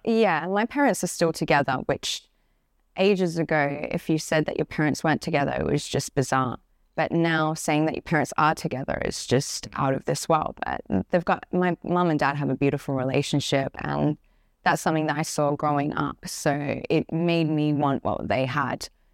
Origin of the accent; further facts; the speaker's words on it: Perth, Western Australia, Australia; moved away; I'm originally from Path, Western Australia. I grew up in a, like, a little house far in the countryside